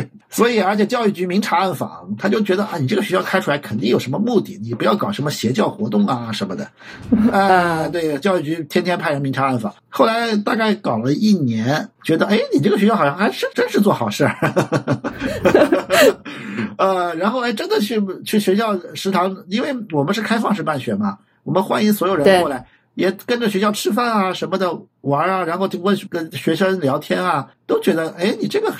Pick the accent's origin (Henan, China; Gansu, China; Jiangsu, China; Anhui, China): Anhui, China; 我老家是在安徽。